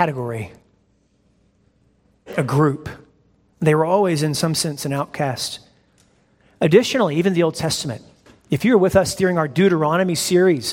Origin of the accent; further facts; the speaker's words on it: United States; I am from America